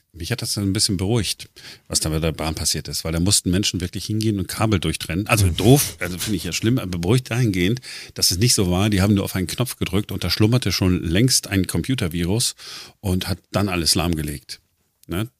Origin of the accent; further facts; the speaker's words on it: Duisburg, North Rhine-Westphalia, Germany; now in Berlin, Germany; ich bin ja im Ruhrgebiet groß geworden, äh, 1985, äh, Duisburg